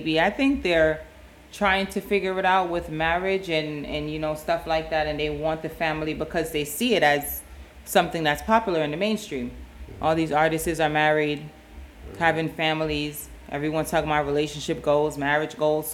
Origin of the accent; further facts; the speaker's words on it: New York City, New York, United States; Growing up in New York, in the Bronx